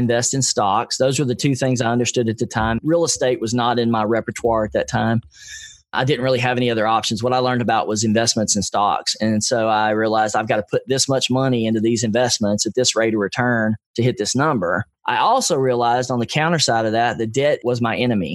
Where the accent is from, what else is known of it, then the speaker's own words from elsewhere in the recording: Nashville, Tennessee, United States; I grew up in East Nashville, which was not a really well-respected neighborhood.